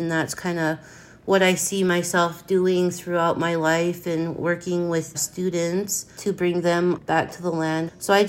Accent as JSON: {"language": "English", "area": "Blackfeet Nation", "region": "northwestern Montana", "country": "United States", "tie": "born or raised there", "said": "I'm from the Blackfeet Nation, born and raised. I grew up on my family ranch, where I'm currently doing this interview from."}